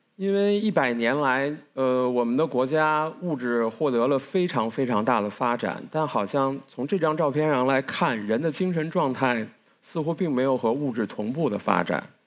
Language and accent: Chinese; Beijing, China; 因为我从小就出生在北京，甚至我的大学也是在北京读的